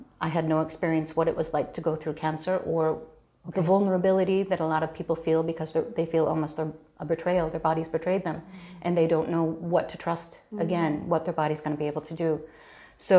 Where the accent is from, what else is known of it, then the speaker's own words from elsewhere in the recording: Chicago, Illinois, United States; moved away as an adult; now in Galway, Ireland; I grew up in Chicago to an Irish mother and an American father.